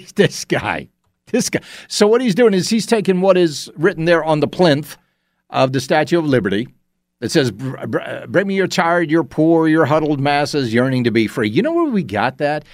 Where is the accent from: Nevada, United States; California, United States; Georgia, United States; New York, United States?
Georgia, United States; Augusta; please not my hometown.